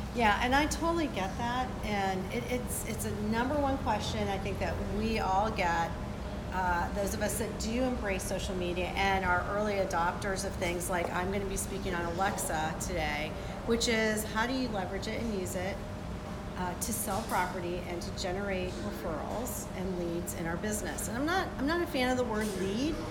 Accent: Boca Raton, Florida, United States; We're in Boca Raton, my home, my hometown

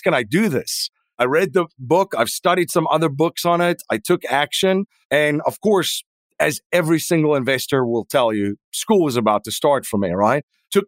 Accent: South Africa; moved away as an adult; now in United States; I am originally from South Africa

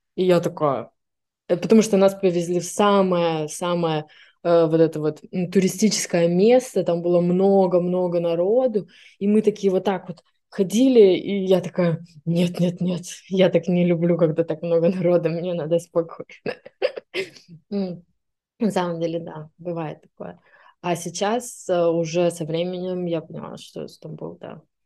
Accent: Siberia, Russia; moved away as an adult; also born or lived in Irkutsk; now in Istanbul, Turkey; мне 25 лет, я из Сибири

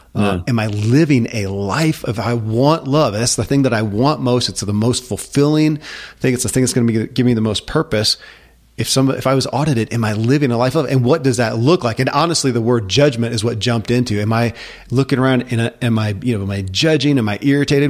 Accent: United States; I grew up in America

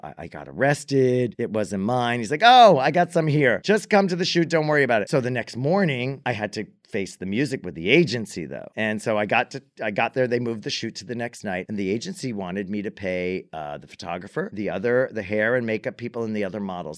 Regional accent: United States; I'm American

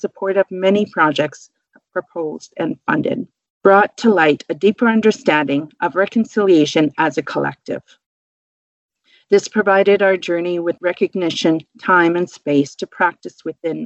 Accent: Kuchiching First Nation, Treaty 3, Ontario, Canada; also born or lived in Onigaming, Ontario; I am from Treaty 3, Kuchiching First Nation.

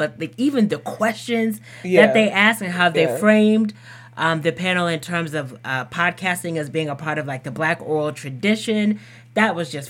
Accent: Texas, United States; moved away; I lived in Texas for a long time, even mm-hmm. Central Texas.

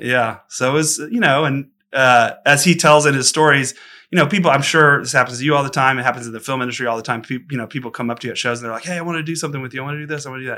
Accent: Austin, Texas, United States; I'm born and raised in Austin and kinda grew up around the kinda roots music scene.

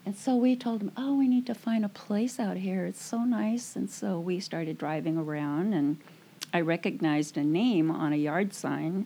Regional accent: Matagorda County, South Texas, United States; That's where all the hurricanes go, right into Matagorda County there. That's where I lived

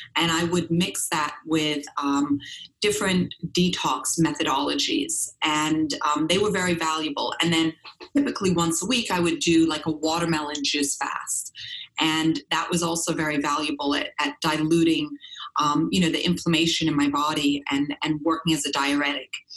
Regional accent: Switzerland; growing up in Europe, I was born in Switzerland on a biodynamic farm

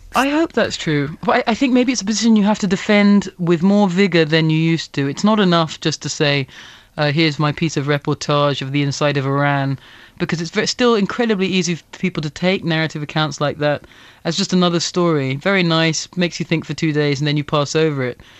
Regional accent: England, United Kingdom; I didn't grow up in, in England, uh, that overtly, uh, racist

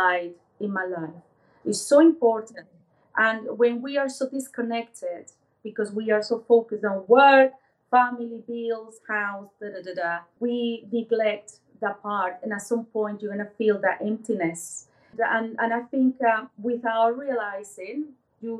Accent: Venezuela; moved away as an adult; now in United Kingdom; I was born in Venezuela, so I'm originally from Latin America. Moved into the UK about 20 years ago

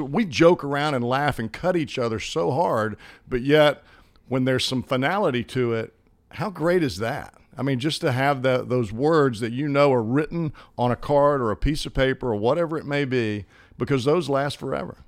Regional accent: Hoover, Alabama, United States; accent: country accent; moved away; I grew up in Birmingham, Hoover

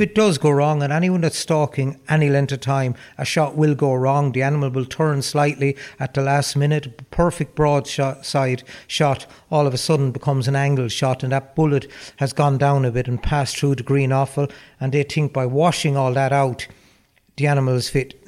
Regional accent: Roscrea, Tipperary, Ireland; my hometown in Ross Gray, uh, the Kinnity area

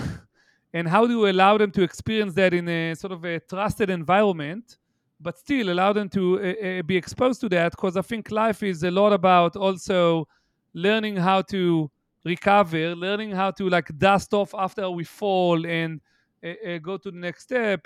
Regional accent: Haifa, Haifa District, Israel; moved away; my hometown, eh, if you'll entertain me, which is Haifa, Israel

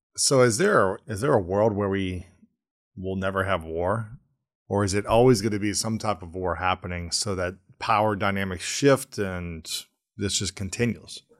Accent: Delaware, Ohio, United States; when I was growing up in Ohio in the eighties and nineties, my, I remember my dad never locked the door

